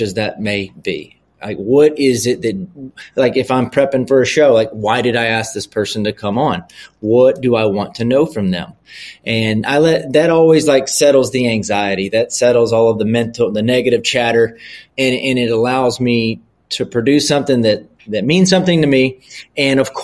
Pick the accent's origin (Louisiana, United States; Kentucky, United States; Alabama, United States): Louisiana, United States; I'm from the South. I'm from Louisiana